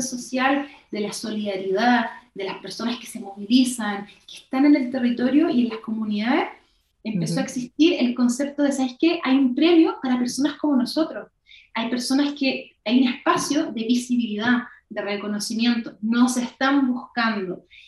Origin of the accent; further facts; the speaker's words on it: Chile; Somos chaqueteros los chilenos